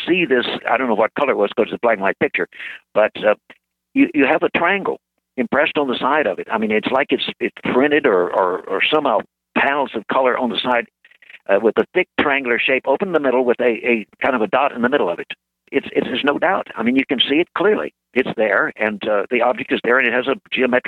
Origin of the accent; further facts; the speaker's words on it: Corpus Christi, Texas, United States; I grew up in Corpus Christi, I mean, from 9 years old, and I know the place quite well